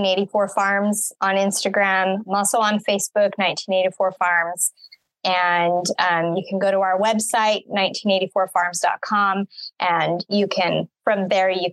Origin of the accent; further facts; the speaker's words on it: Utah, United States; moved away as an adult; also born or lived in Wyoming / Colorado; now in Missouri, United States; I was born in Wyoming, raised in Utah, moved to Colorado when I married my husband